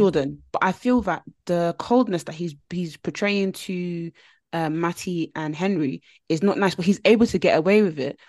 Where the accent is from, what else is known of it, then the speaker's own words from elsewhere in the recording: United Kingdom; us as a British nation who work nine to five jobs